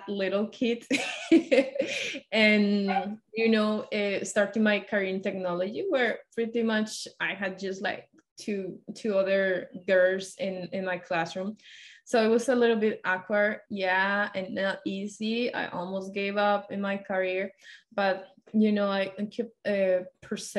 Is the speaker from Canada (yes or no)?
no; Colombia; moved away as an adult; also born or lived in Washington State; now in Washington, United States; I'm from Colombia